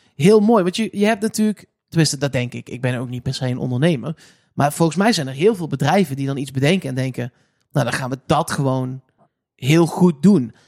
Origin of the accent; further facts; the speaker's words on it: Eindhoven, North Brabant, Netherlands; ik kom uit Eindhoven